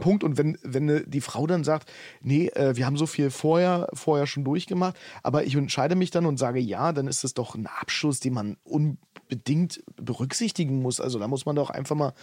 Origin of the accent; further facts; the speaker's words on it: Potsdam, Brandenburg, Germany; Ich komme ja aus Potsdam und da bringt jeder seinen Slang irgendwie